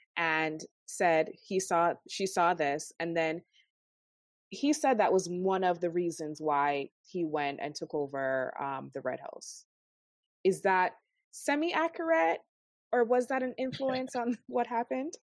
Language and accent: English; Jamaica; growing up in Jamaica, living in Jamaica